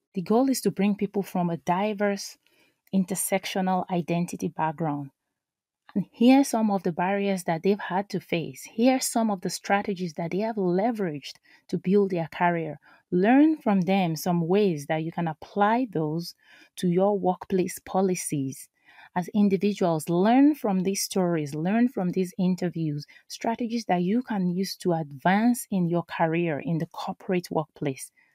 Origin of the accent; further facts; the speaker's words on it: Nigeria; now in United States; I am an immigrant, I am a mom, I am a Nigerian, I am an American